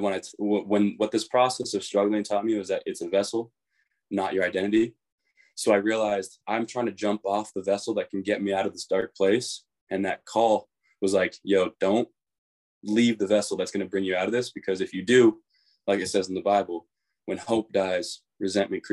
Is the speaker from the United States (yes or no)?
no; Kelowna, British Columbia, Canada; moved away; we came from Kelowna